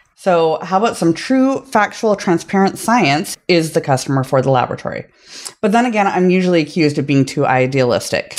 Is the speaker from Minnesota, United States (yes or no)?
yes; Minnesota, United States; accent: Minnesota; I'm from Minnesota